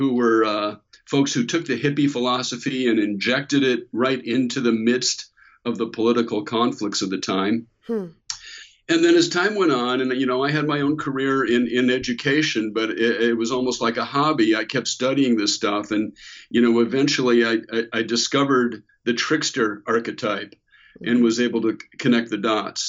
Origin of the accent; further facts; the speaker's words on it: Bay Area, California, United States; the 60s is also the decade where I was growing up in the Bay Area